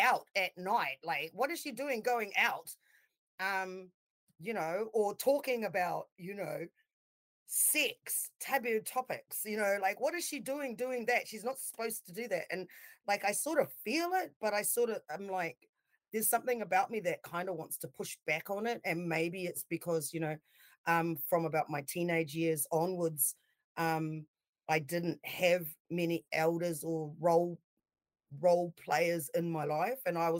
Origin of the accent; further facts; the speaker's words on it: Auckland, New Zealand; moved away as an adult; also born or lived in Hunterville / Palmerston North / Grey Lynn; now in Wellington, New Zealand; I grew up in New Zealand